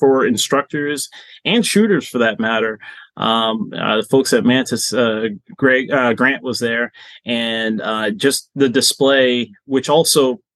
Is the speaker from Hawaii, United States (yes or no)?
no; Boston, Massachusetts, United States; moved away; I'm originally from Boston